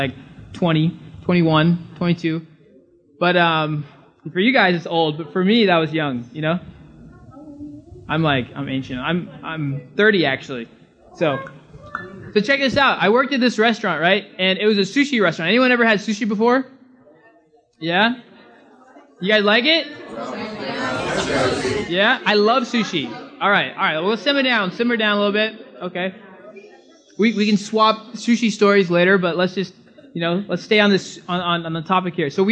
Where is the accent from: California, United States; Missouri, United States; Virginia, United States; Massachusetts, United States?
California, United States; moved away as an adult; now in Bahamas; I'm from California